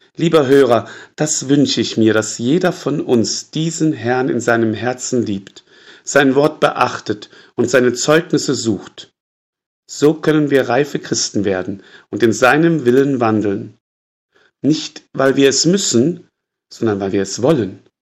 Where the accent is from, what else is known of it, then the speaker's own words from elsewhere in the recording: Würzburg, Bavaria, Germany; bei uns in Würzburg